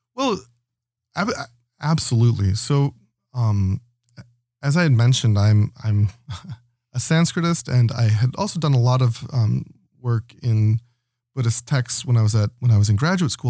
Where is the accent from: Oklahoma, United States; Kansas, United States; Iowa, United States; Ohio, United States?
Ohio, United States; Toledo; moved away as an adult; also born or lived in Knoxville, Tennessee; now in Toronto, Canada; I was born in Toledo, Ohio